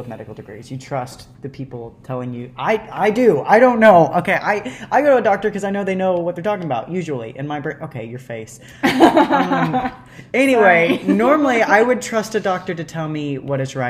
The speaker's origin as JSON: {"language": "English", "region": "Arkansas", "country": "United States", "said": "I'm from Arkansas."}